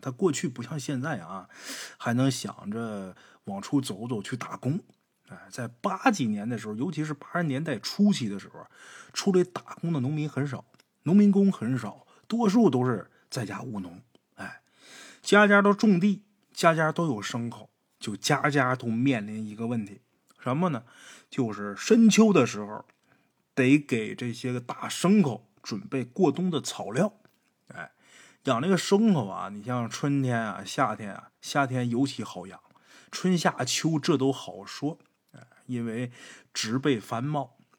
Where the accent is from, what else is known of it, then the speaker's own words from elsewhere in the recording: Northeast China, China; 在我们东北也是这样，谁来帮你家干活，晚上管顿饭，管顿酒，这是人之常情